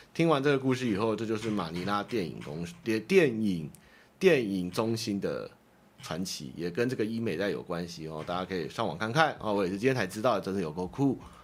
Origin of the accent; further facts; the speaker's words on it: Taiwan; 我们台湾人